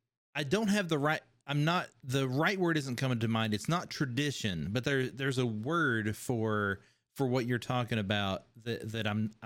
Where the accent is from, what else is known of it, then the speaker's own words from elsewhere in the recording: Kentucky, United States; everyone where I grew up with in Kentucky talks.